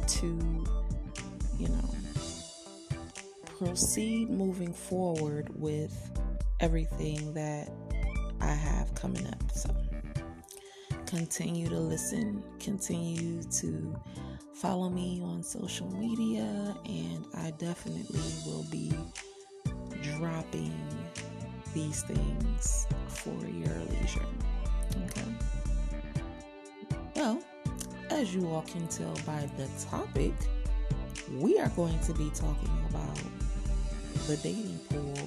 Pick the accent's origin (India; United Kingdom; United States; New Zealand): United States; Cleveland, Ohio; my hometown, Cleveland, Ohio